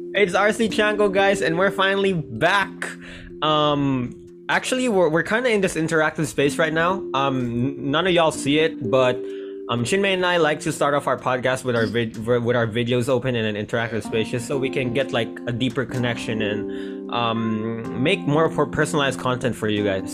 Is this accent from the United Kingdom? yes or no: no; Tokyo, Japan; now in Philippines; I grew up in Tokyo